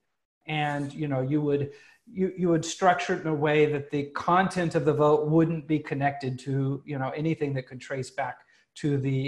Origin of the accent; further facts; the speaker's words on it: United States; moved away; an American who lives abroad right now